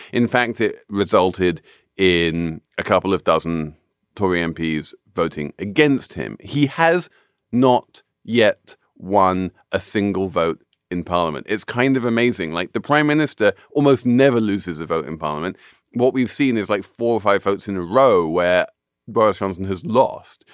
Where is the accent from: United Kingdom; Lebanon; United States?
United Kingdom; I am a Brit.